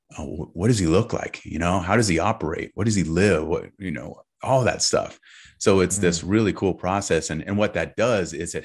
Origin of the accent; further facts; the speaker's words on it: California, United States; it sounds a little California woo-woo, but I'm from California, so I gotta bring it, right?